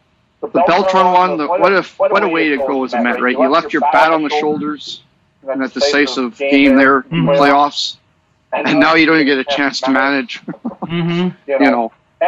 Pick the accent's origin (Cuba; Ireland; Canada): Canada; as a Canadian